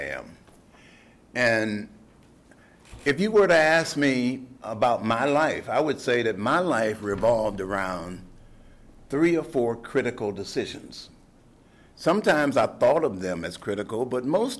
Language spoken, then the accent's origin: English; Detroit, Michigan, United States; I grew up in Detroit